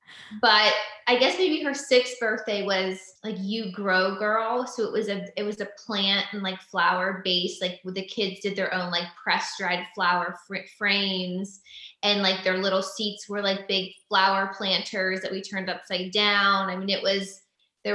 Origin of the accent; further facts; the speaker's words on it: Pennsylvania, United States; moved away as an adult; also born or lived in Los Angeles, United States; now in Franklin, United States; we're both from Pennsylvania